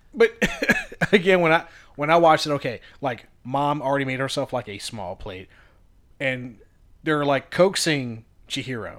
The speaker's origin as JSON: {"language": "English", "region": "Virginia", "country": "United States", "said": "We're from Virginia. We love what we have here in, uh, Shenandoah"}